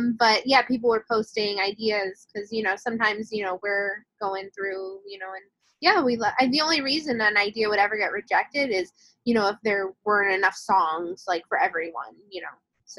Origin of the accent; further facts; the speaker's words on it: Long Island, New York, United States; I hail from Long Island, and I was very active in community theater there